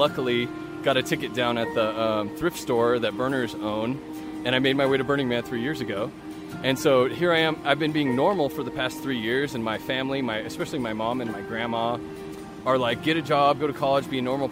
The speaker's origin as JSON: {"language": "English", "region": "California", "country": "United States", "tie": "born or raised there", "also_born_or_lived": "Fresno / Pismo Beach / Grover Beach / Sacramento", "moved": "yes", "lives_now": "Reno, United States", "said": "I'm from California. I was born in Fresno and raised all over California, in Fresno, Pismo Beach, Grover Beach, Sacramento, and Northern California"}